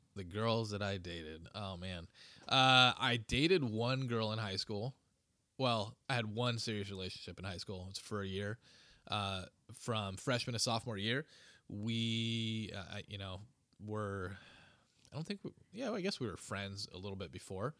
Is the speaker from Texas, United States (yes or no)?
no; Huntington Beach, California, United States; I grew up in, uh, Huntington Beach, California